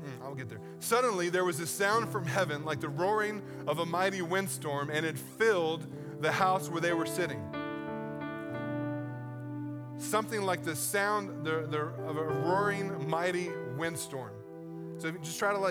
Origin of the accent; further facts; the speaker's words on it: East Coast, United States; moved away; I grew up on the East Coast